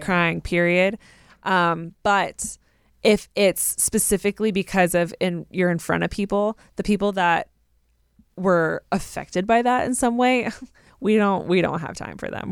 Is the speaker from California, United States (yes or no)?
yes; Southern California, United States; I grew up in Southern California